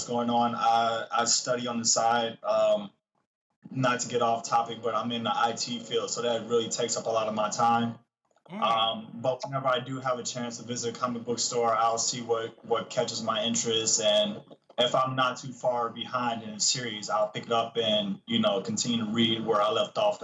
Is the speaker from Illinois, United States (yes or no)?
yes; Chicago, Illinois, United States; Chicago. Born and raised.